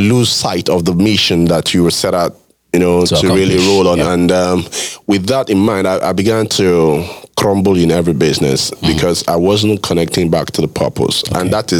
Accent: Lagos, Nigeria; You know, I grew up practically in Lagos.

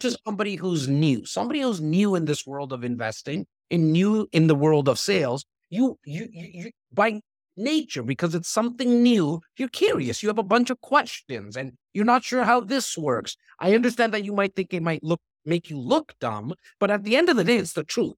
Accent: Toronto, Ontario, Canada; I'm from Rexton, like, this North part of Toronto

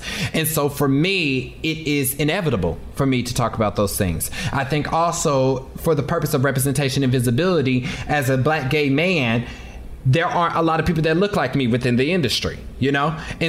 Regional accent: Kansas City, Missouri, United States; because I'm from Kansas City. So barbecue is like a thing for me.

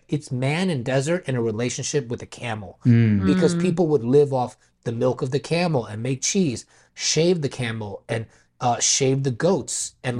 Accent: United States; born or raised there; also born or lived in New York

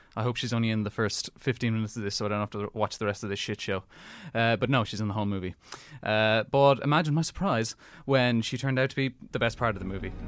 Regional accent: Ireland; Being Irish

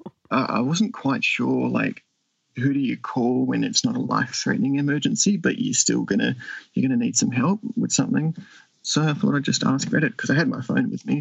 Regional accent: Western Australia, Australia; I'm from Western Australia

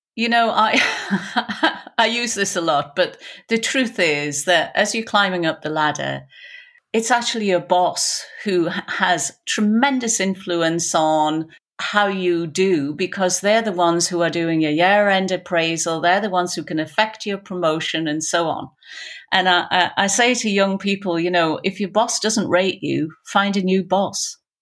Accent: Newcastle upon Tyne, North East England, United Kingdom; accent: Geordie; with my Geordie accent

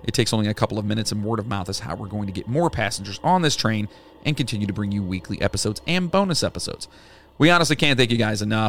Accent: West Virginia, United States; moved away; I am from West Virginia

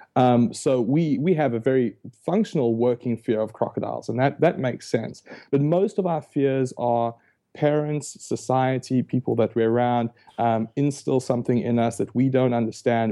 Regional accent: South Africa; moved away; I was born and raised in South Africa, hence the, the funny accent

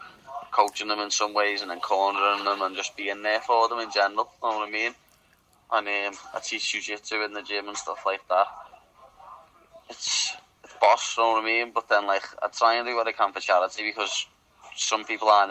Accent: Liverpool, North West England, United Kingdom; accent: Scouse; we're not English, we're Scouts

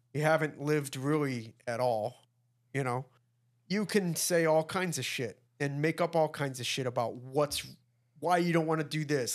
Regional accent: Midwest, United States; We're from, we're from the Midwest

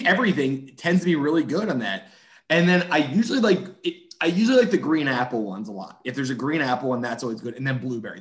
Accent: Pennsylvania, United States; moved away; I'm from Pennsylvania

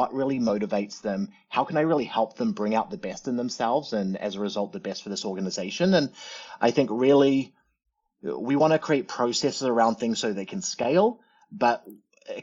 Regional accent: New Zealand; also born or lived in Arizona; now in United States; you can probably hear the fact that I'm a bit of a funny talker. Born and raised in New Zealand, but grew up here in the States the last 30 years

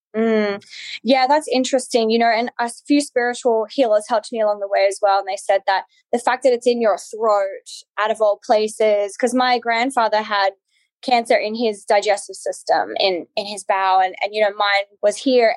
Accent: Alice Springs, Northern Territory, Australia; I, am Australian. I grew up in Australia. I grew up in Outback Australia, actually, in Alice Springs, which is right in the center of Australia.

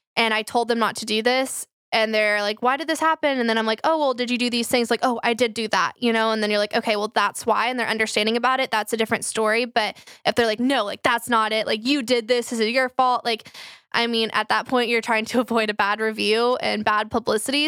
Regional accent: Flower Mound, Texas, United States; I grew up in Flower Mound

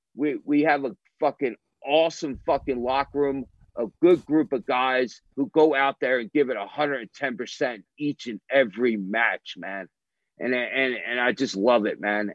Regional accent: National Park, New Jersey, United States; I'm from National Park, New Jersey

